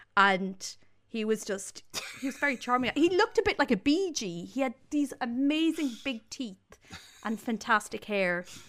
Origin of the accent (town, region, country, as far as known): Ireland